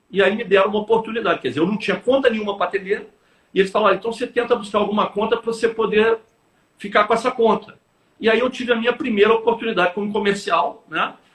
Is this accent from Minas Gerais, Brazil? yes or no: yes; Belo Horizonte, Minas Gerais, Brazil; moved away as an adult; now in Rio de Janeiro, Brazil; Eu sou mineiro de Belo Horizonte.